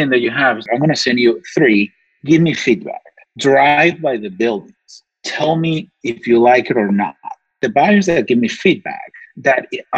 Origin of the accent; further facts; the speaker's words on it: Venezuela; English is a second language; moved away as an adult; also born or lived in Gainesville, United States; now in Miami, United States; Well, I'm from Venezuela. I moved in 2008 to the United States.